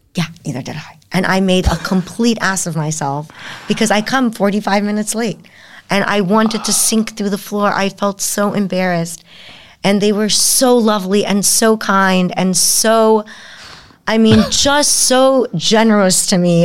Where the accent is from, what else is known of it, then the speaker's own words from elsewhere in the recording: United States; I'm an American